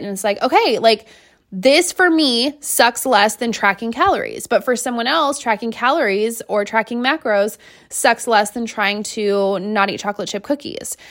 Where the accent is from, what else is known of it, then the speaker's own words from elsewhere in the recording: Seattle, Washington, United States; I am from Seattle